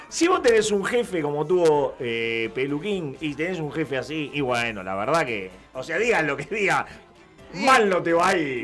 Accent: Buenos Aires, Argentina; yo soy porteño

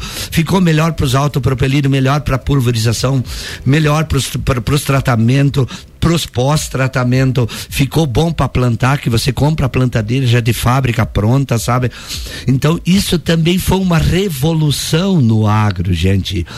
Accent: Santa Catarina, Brazil; somos nós brasileiros e nós catarinenses, que somos um estado fantástico

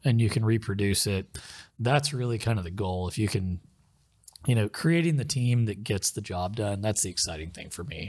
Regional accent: Muskogee, Oklahoma, United States; also born or lived in Tulsa, Oklahoma; where I grew up in Muskogee, um, we didn't have cable 'cause I lived out in a rural area

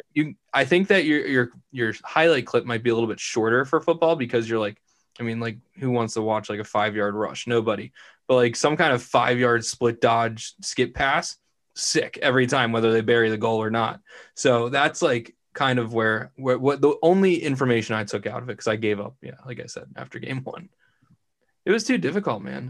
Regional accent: Vineland, New Jersey, United States; I'm born and bred in Vineland, New Jersey. Haven't moved my whole life.

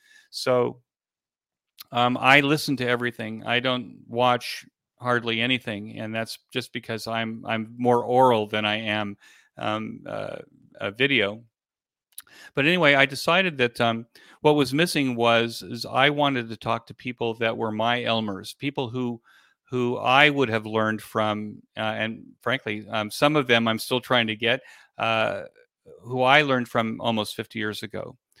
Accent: California, United States; I come from from Southern California, where I was listening to talk radio as a kid.

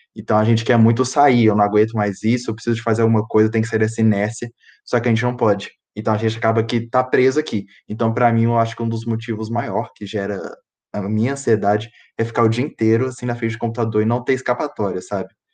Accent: Ouro Branco, Minas Gerais, Brazil; eu sou de Ouro Branco

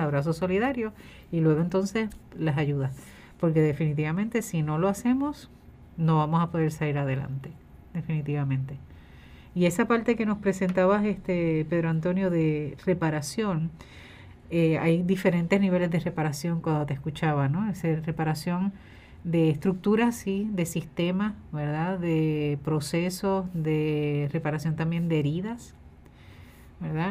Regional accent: Puerto Rico; como sociedad puertorriqueña

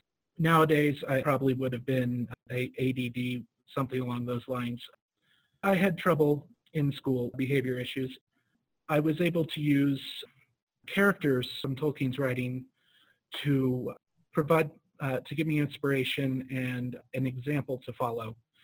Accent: Colorado Springs, Colorado, United States; I'm 36, and I am from Colorado Springs, Colorado.

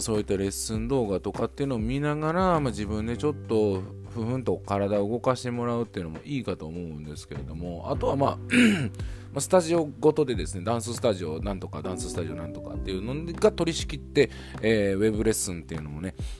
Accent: Niigata, Japan; 僕地元新潟なんですが

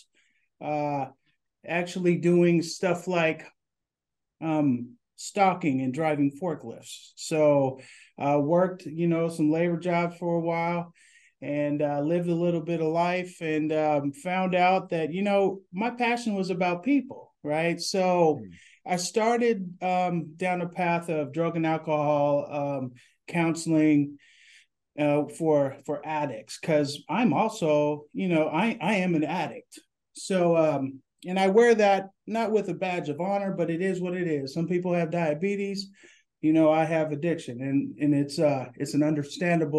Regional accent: Portland, Oregon, United States; I grew up in Northeast Portland, went to Fabian Elementary School, Beaumont Middle School, and Madison High School

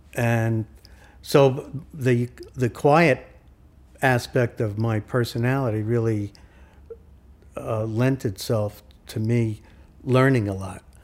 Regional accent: New York City, New York, United States; also born or lived in Queens; I grew up in Brooklyn.

